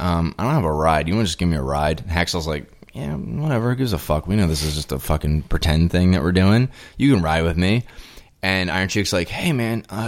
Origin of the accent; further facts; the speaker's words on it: United States; I'm from America